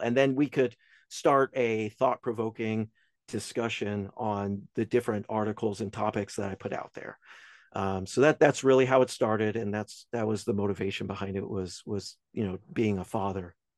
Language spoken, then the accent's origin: English; Albemarle, North Carolina, United States; moved away; from Albemarle, North Carolina, where I originally came from.